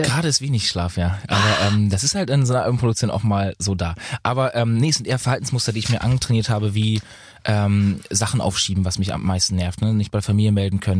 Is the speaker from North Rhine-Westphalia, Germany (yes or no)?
no; Lübeck, Schleswig-Holstein, Germany; also born or lived in Bad Oldesloe / Berlin / Munich; Ich wohne ja in Lübeck. Also ich bin ja immer noch in meiner Heimat.